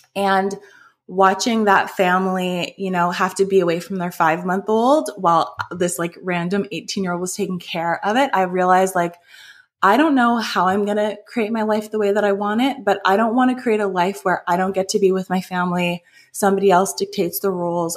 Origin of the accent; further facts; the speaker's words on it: just outside of Toronto, Ontario, Canada; I grew up in Canada, just outside of Toronto.